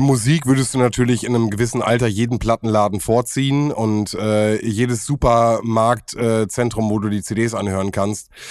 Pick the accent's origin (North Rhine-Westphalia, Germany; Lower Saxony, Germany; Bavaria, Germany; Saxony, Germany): North Rhine-Westphalia, Germany; Bielefeld; bei uns in Sennestadt